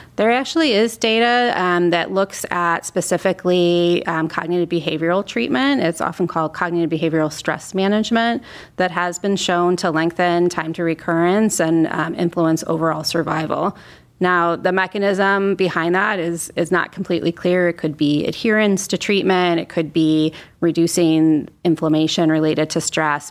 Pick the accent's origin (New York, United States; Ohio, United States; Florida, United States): Ohio, United States; Northeast; I'm an Ohio native, so I'm here from Northeast Ohio